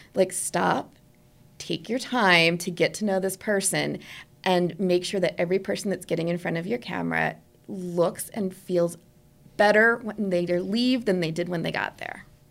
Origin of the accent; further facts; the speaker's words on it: New Jersey, United States; moved away; I'm originally from New Jersey